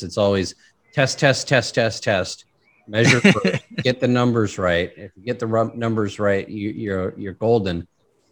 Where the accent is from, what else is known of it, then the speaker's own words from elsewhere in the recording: California, United States; I remember growing up in my hometown and you couldn't see the mountain in front of you